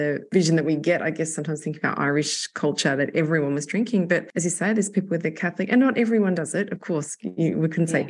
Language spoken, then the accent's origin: English; Australia; being Australian